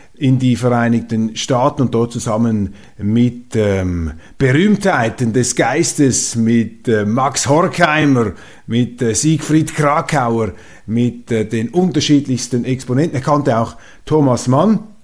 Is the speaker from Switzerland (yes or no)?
yes; Switzerland; Als Schweizer